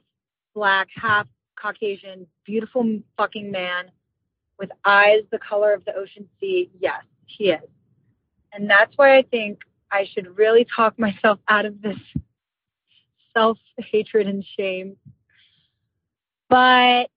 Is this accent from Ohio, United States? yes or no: yes; Cincinnati, Ohio, United States; I'm from Cincinnati.